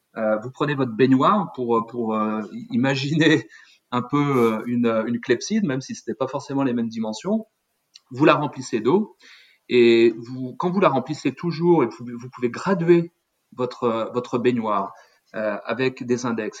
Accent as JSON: {"language": "French", "area": "eastern Paris area", "region": "Île-de-France", "country": "France", "tie": "born or raised there", "moved": "as an adult", "said": "je suis euh, français d'origine, je suis né dans l'Est parisien, j'ai fait mes études en France"}